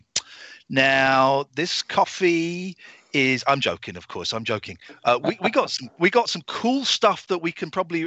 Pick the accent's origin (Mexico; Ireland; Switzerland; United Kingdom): United Kingdom; England; I'm English. I'm British.